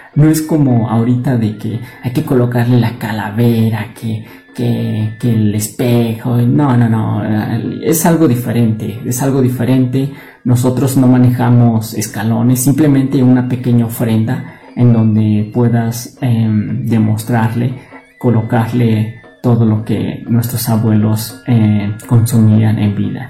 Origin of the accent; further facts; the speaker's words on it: Tolimán, Querétaro, Mexico; soy del municipio de Tolimán, Querétaro